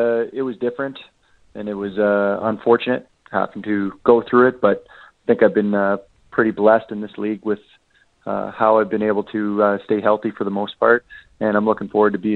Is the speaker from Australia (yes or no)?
no; Regina, Saskatchewan, Canada; I'm born and raised in Regina